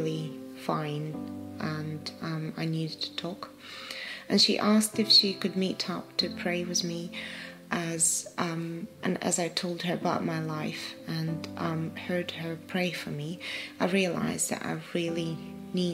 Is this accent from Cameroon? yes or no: no; Ukraine; moved away as an adult; also born or lived in Poland; now in United Kingdom; I grew up in Ukraine and have fond memories with my family and friends at school.